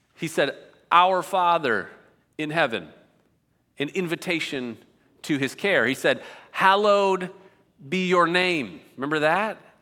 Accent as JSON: {"language": "English", "area": "outside of Cleveland", "region": "Ohio", "country": "United States", "tie": "born or raised there", "moved": "yes", "said": "I grew up outside of Cleveland, Ohio"}